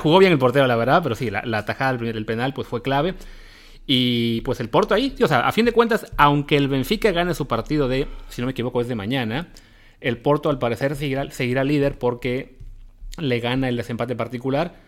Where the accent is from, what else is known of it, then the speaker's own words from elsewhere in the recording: Mexico; para nosotros como mexicanos